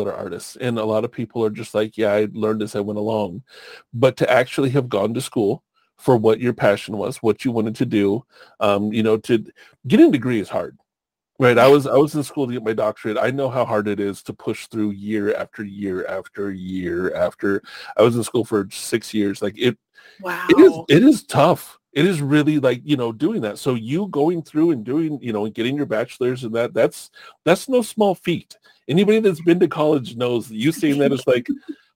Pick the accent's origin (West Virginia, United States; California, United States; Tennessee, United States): California, United States; Long Beach; also born or lived in Oceanside, California / Santa Rosa area, California; I grew up in Southern California